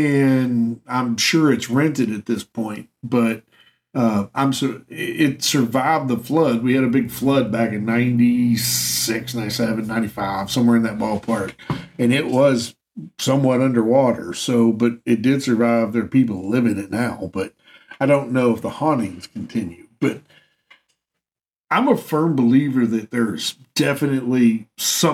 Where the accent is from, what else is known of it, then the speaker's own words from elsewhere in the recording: Cynthiana, Kentucky, United States; my hometown of Cynthiana